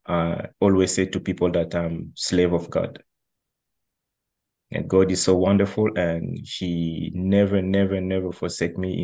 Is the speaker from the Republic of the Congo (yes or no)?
yes; Republic of the Congo; also born or lived in China; now in Montreal, Canada; I'm from the Republic of the Congo, which is called like Congo Brazzaville.